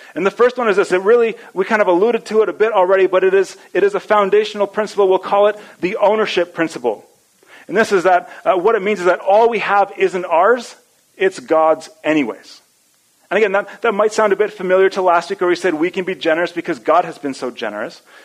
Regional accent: Edmonton, Alberta, Canada; I grew up in Edmonton

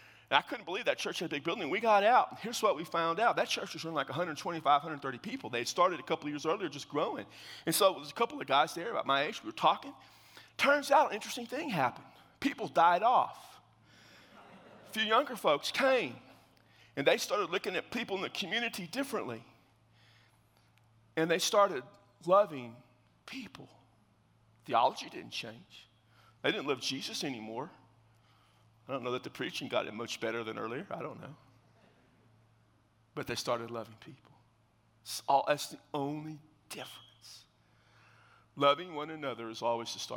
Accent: South Texas, United States; I'm from South Texas

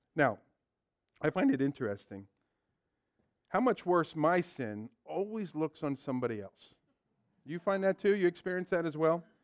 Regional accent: Ewing, New Jersey, United States; I grew up here in Ewing, so as a young kid

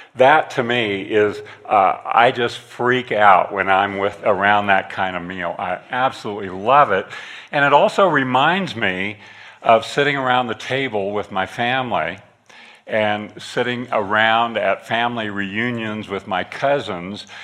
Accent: northeastern Kansas, United States; I grew up in the Midwest on a farm in northeastern Kansas

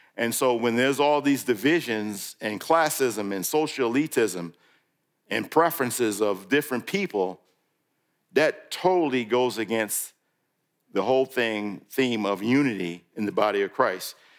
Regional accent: New York, United States; moved away; when I grew up in New York

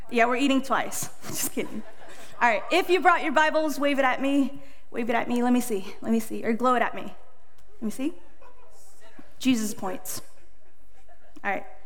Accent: Indonesia; born there; Hello, I am I'm 26 years old. I was born in Indonesia, but raised everywhere.

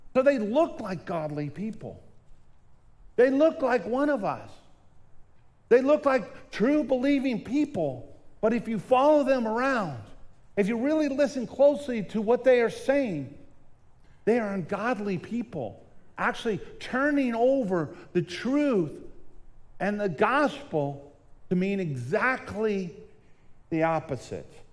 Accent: Southern California, United States; When I was younger, I grew up in Southern California

